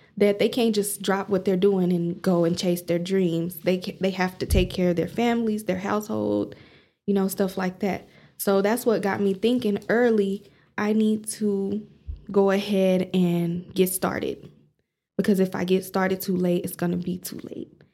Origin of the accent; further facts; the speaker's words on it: Amarillo, Texas, United States; I'm from Amarillo